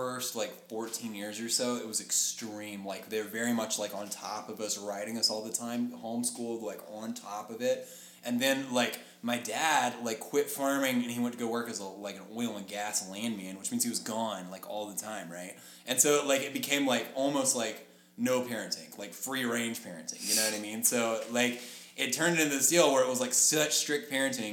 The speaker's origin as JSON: {"language": "English", "town": "Lubbock", "region": "Texas", "country": "United States", "said": "we moved to like further north of where we live in Lubbock"}